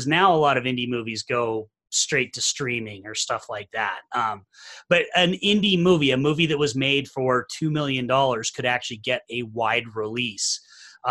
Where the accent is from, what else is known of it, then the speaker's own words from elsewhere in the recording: Salt Lake City, Utah, United States; I'm from Salt Lake City, Utah. I'm from the home of the Sundance Film Festival. So I was here in high school